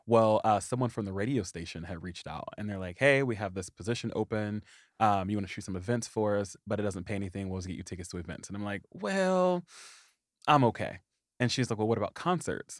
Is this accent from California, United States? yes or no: no; Anderson, Indiana, United States; moved away as an adult; I grew up in the little bitty town of Anderson, Indiana